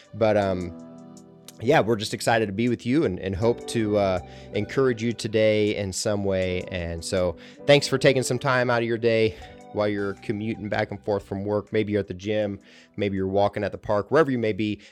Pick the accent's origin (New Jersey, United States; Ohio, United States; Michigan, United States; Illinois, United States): Ohio, United States; central; moved away; I grew up in central Ohio